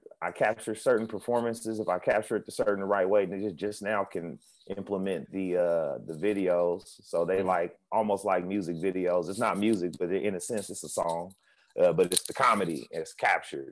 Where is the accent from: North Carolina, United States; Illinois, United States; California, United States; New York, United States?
California, United States; Oakland; now in Los Angeles, United States; I live in LA, but I'm from Oakland